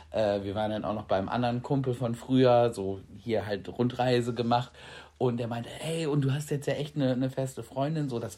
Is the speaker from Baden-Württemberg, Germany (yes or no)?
yes; Freiburg, Baden-Württemberg, Germany; Dann kann ich dir auch mal Freiburg zeigen und wo ich aufgewachsen bin.